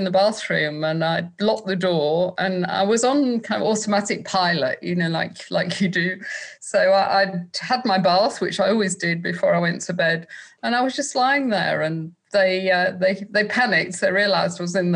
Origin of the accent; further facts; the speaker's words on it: Manchester, North West England, United Kingdom; I grew up in Manchester, and there was a fantastic club scene up there